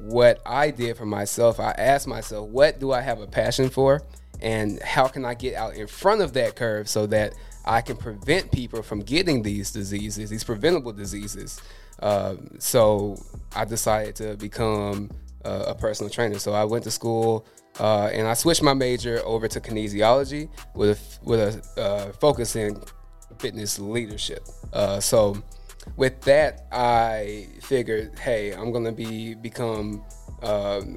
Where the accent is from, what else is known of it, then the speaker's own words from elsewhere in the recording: Tuscaloosa, Alabama, United States; I grew up in Tuscaloosa, Alabama, but I moved out here for school